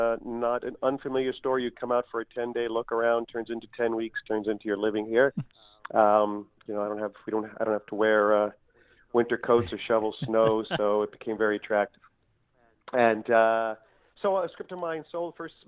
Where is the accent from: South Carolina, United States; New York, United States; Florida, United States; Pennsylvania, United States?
New York, United States; North Babylon; moved away as an adult; also born or lived in Brooklyn, New York; now in Hollywood, United States; Okay, well, I am from New York. I grew up not far from where you guys broadcast there, North Babylon on Long Island. I was born in Brooklyn.